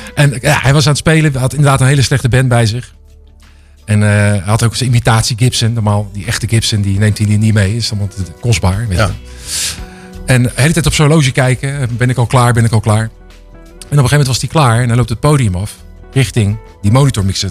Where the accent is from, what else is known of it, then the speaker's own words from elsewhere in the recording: Rotterdam, South Holland, Netherlands; ik kom uit Rotterdam